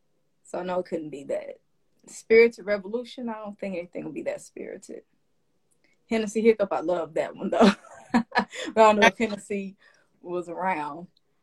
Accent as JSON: {"language": "English", "region": "Tennessee", "country": "United States", "tie": "born or raised there", "said": "My home state being one of them."}